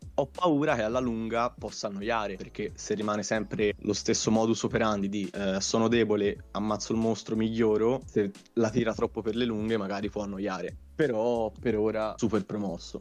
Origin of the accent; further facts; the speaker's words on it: Tuscany, Italy; Io poi sono toscano